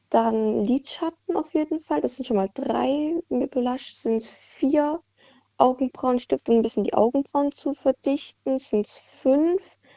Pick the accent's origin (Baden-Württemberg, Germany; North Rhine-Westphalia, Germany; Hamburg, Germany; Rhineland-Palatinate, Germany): Baden-Württemberg, Germany; Ähm, aus der Nähe von Mannheim.